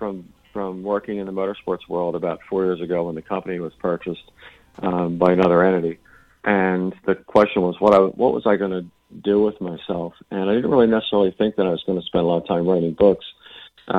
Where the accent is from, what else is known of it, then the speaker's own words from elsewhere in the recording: Philadelphia, Pennsylvania, United States; When I grew up in Philly